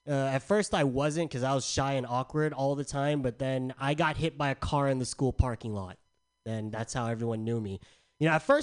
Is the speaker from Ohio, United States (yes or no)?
no; San Diego, California, United States; Okay, so I'm from San Diego. It's hot as balls out there all the time.